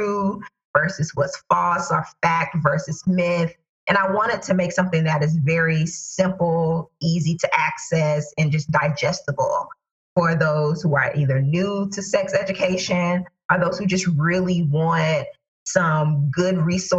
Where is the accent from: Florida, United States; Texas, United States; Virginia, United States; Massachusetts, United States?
Florida, United States; Tallahassee; my hometown of Tallahassee, Florida